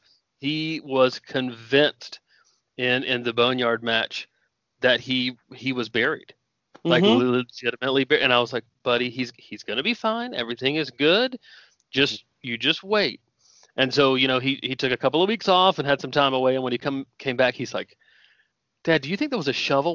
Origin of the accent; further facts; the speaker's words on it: Indian Trail, North Carolina, United States; I grew up in North Carolina